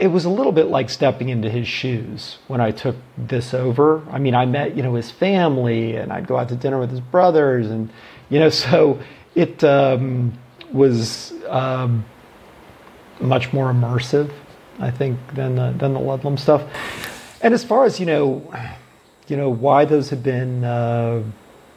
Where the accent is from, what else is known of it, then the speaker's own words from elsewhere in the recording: Oregon, United States; moved away; also born or lived in Baltimore, Maryland / Wyoming; I grew up in Oregon, but I was living in Baltimore at the time